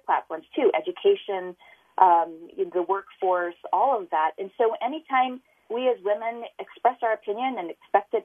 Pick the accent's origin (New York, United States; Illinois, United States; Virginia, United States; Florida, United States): New York, United States; New York City; moved away as an adult; now in Utah, United States; I'm a native New Yorker. I was born and raised in New York City